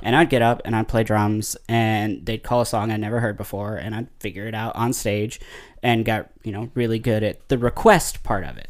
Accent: Possum Trot, Kentucky, United States; I grew up in Possum Trot, Kentucky

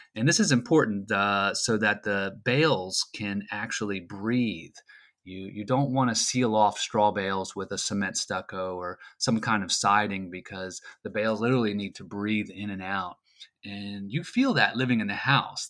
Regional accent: Frederick, Maryland, United States; I'm from Frederick, Maryland, and I'm living here just north of downtown

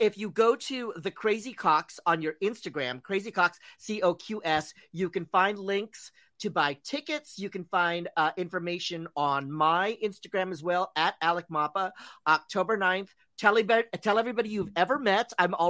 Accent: Philippines; I'm Filipino, so I love free food.

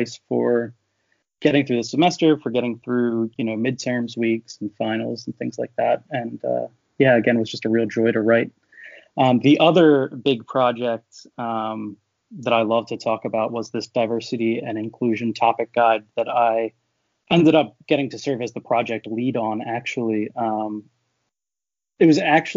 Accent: Philadelphia area, Pennsylvania, United States; I grew up around here

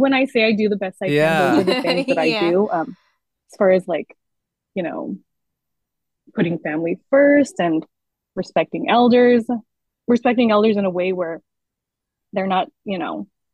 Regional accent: United States; as a Filipino American and the first of my siblings born here, I don't speak Tagalog

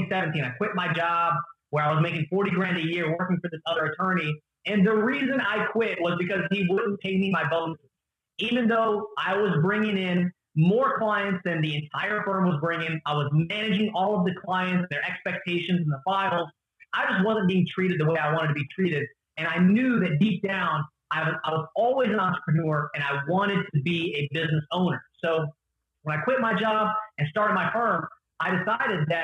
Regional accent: the Bible Belt in the South, United States; now in Atlanta, United States; I grew up in the Bible Belt in the South, where I was one of the only Arabs that lived in a predominantly Hispanic community

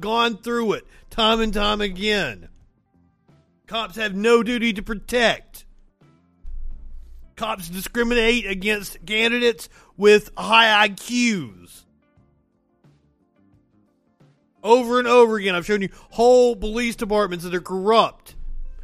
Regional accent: Alabama, United States; my home state of Alabama

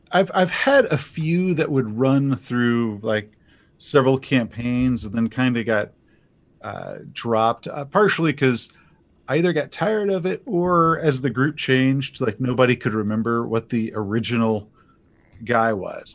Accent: East Texas, United States; I grew up in East Texas during the Satanic Panic of the eighties

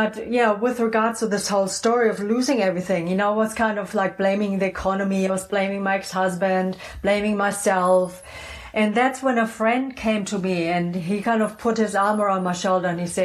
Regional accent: Germany; also born or lived in New Zealand / Phoenix; now in Sedona, United States; Originally, I'm from Germany, just, you know, so people know where my funky accent's from.

